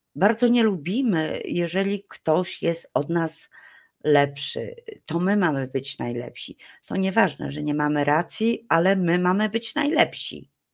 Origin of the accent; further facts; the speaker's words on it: Poland; my Polacy